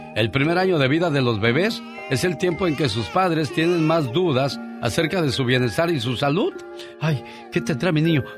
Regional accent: Monclova, Coahuila, Mexico; moved away; un día salí de Coahuila pero Coahuila nunca salió de mí.

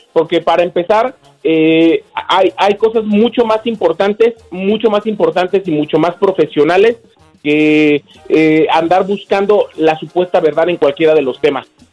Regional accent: Morelia, Michoacán, Mexico; mi tierra natal es Morelia, Michoacán

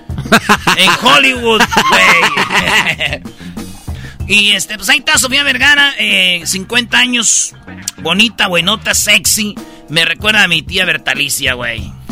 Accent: Jiquilpan, Michoacán, Mexico; mi pueblo Jiquilpan

